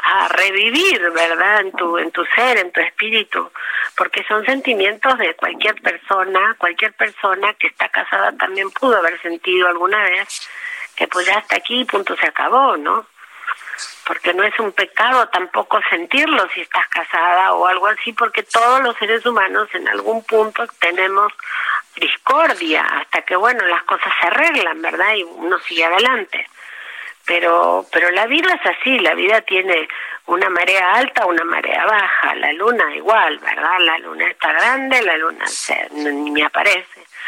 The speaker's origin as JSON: {"language": "Spanish", "region": "Patagonia", "country": "Argentina", "tie": "born or raised there", "also_born_or_lived": "Trelew, Argentina / Buenos Aires, Argentina", "moved": "as an adult", "lives_now": "Mexico"}